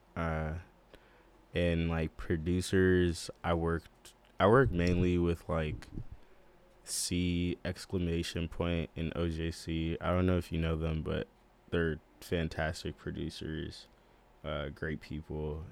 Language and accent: English; Boston, Massachusetts, United States; I'm from Boston, Massachusetts